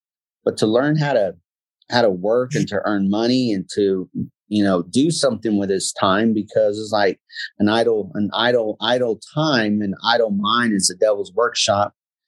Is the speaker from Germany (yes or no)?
yes; Germany; born there; My dad was in the military. I was born in Germany.